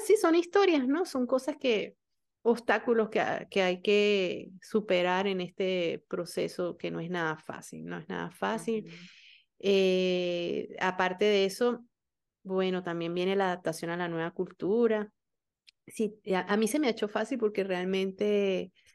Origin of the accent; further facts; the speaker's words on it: Venezuela; moved away; como venezolanos